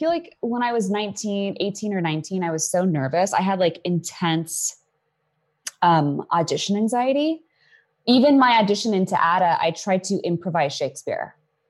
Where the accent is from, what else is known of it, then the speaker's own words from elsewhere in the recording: Hollywood, California, United States; I'm from here. I grew up in Hollywood.